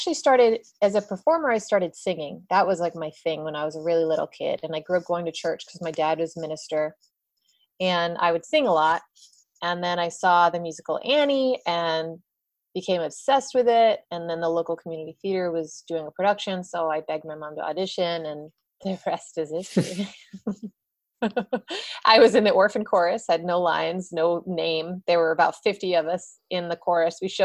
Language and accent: English; Chicago, Illinois, United States; I grew up in Chicago